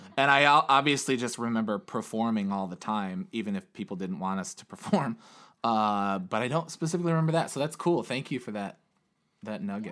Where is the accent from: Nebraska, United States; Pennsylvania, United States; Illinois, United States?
Illinois, United States; Chicago; I was born in Chicago, Illinois, on November thirteenth, nineteen eighty-six.